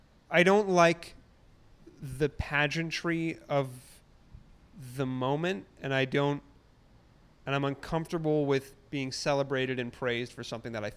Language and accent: English; Toronto, Ontario, Canada; I grew up on the Toronto Islands.